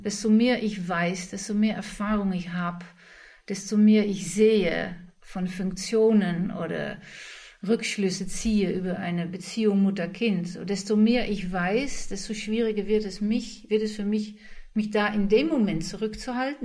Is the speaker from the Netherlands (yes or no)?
yes; Netherlands; ich als Holländer